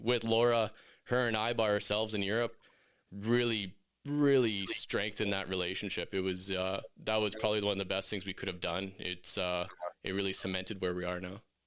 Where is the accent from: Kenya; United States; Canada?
Canada; Meadow Lake, Saskatchewan; now in Red Deer, Canada; I'm from Metal Lake, Saskatchewan. I'm currently in Red Deer now